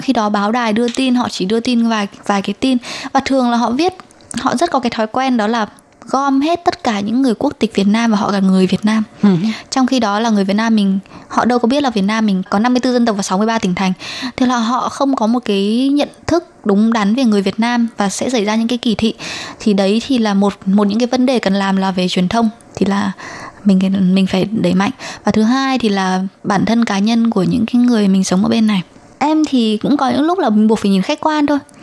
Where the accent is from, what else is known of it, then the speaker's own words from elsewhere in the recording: Vietnam; now in Taiwan; người Việt Nam ở Đài Loan